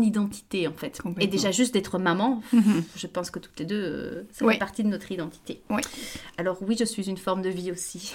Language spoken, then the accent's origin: French; Brussels, Brussels-Capital Region, Belgium; moved away as an adult; also born or lived in Paris; je, suis belge, euh, je suis née en Belgique, à Bruxelles. j'ai toute mon existence jusqu'à mes 18 ans en Belgique.